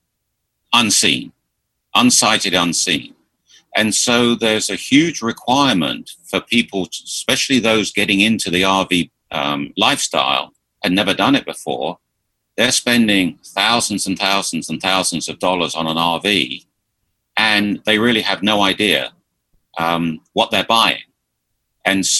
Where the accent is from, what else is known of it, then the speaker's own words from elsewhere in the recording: United Kingdom; moved away as an adult; also born or lived in Philadelphia, United States; now in Florida, United States; I'm originally from just south of the Thames, just southwest of London.